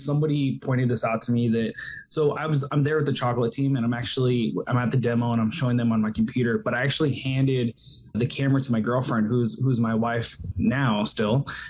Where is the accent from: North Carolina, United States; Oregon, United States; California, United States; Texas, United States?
California, United States; But you know, I didn't live in California at the time. Like this is, I was from California